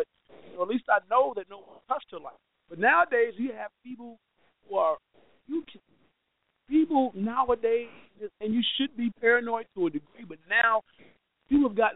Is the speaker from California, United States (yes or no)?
no; Georgia, United States; my home state of Georgia, man, look, we lived far away from Atlanta